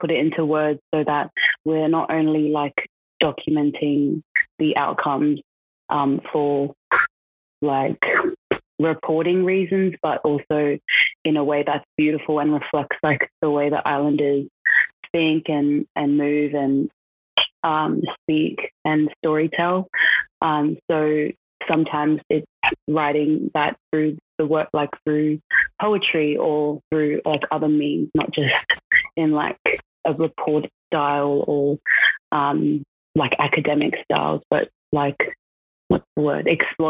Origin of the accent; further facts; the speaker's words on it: Brisbane, Queensland, Australia; also born or lived in South Auckland, New Zealand; now in Canberra, Australia; so I was born in South Auckland, New Zealand, and I moved over to Brisbane when I was about 3 years old, so basically grown up in Australia. And currently today I'm based in Canberra